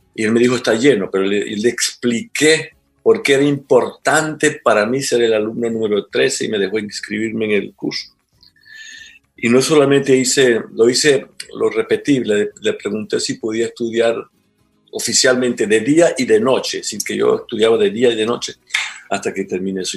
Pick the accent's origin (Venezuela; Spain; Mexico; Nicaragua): Venezuela; moved away as an adult; also born or lived in Trinidad and Tobago; now in Ecuador